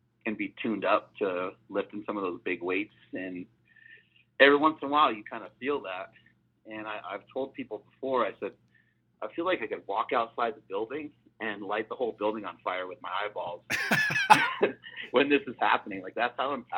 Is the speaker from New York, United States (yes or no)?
yes; Poughkeepsie, New York, United States; growing up in Poughkeepsie, New York.